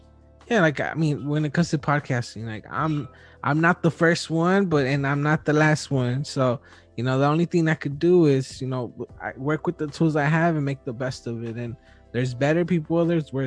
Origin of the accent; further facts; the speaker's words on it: Wilmington, California, United States; now in San Pedro, United States; I'm from Wilmington, but I live in San Pedro